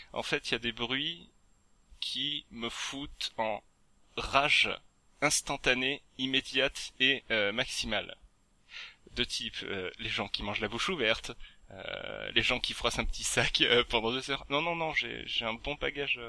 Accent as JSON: {"language": "French", "region": "Provence-Alpes-Côte d'Azur", "country": "France", "accent": "southern / south-east", "moved": "yes", "said": "j'étais retourné chez moi en Provence"}